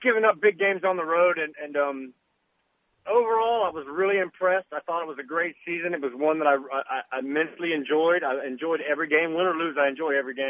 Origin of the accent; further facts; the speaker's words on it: the South, United States; growing up in the South